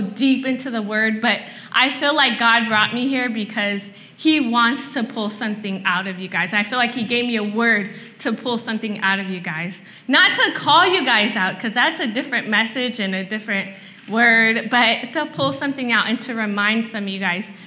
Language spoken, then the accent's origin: English; Vallejo, California, United States; I'm actually from Vallejo, which is like 30 minutes north